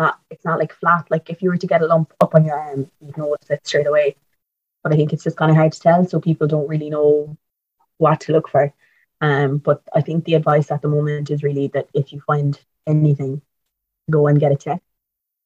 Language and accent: English; Tralee, Munster, Ireland; moved away as an adult; now in Cork, Ireland; I'm from Tralee, but I'm in Cork mostly because I'm in college there.